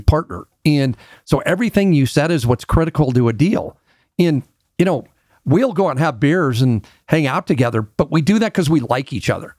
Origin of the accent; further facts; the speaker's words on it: Denver, Colorado, United States; I'm a Denver native. Very few of us around anymore. And I had a real unique experience to grow up, um, in Denver